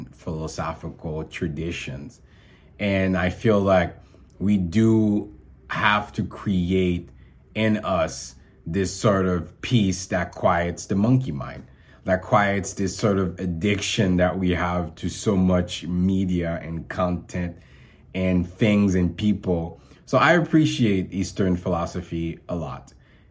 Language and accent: English; Haiti; I was born in Haiti